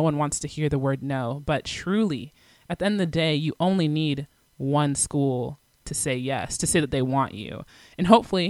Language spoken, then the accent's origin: English; Atlanta, Georgia, United States; I'm from Atlanta, Georgia, and this is the position I play.